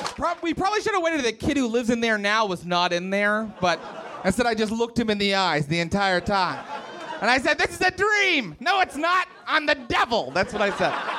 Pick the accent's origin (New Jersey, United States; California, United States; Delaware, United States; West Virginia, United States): West Virginia, United States; Morgantown; moved away; I grew up in West Virginia